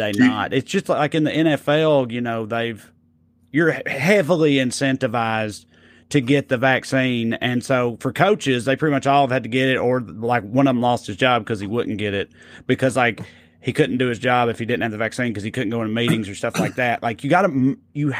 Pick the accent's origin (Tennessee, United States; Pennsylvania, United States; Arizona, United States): Tennessee, United States; my home state